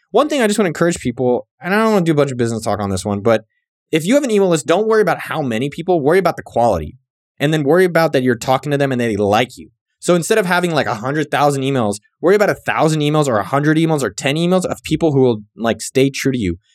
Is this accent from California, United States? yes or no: yes; San Jose, California, United States; moved away; also born or lived in Berkeley, California / Austin, Texas; I'm born and bred in San Jose, California, four oh eight Yay area